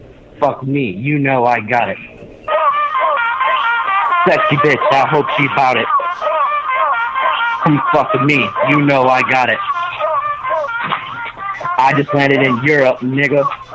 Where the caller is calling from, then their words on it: West Virginia, United States; I'm calling from West Virginia.